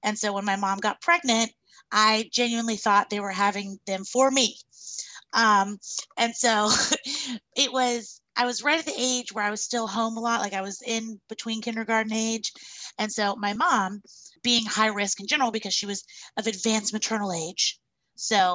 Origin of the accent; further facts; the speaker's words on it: Charlotte, North Carolina, United States; I was born and raised in Charlotte and I am doing my doula practice here now.